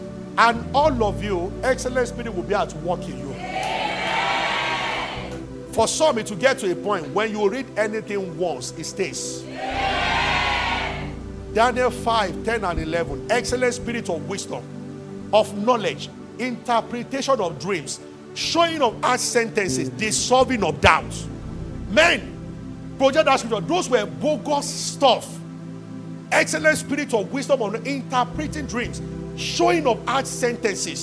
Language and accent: English; Nigeria; as a Nigerian